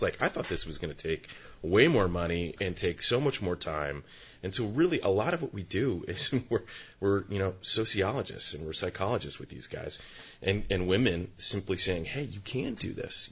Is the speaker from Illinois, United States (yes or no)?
yes; Chicago, Illinois, United States; moved away as an adult; now in Santa Cruz, United States; I'm I'm a transplant from Chicago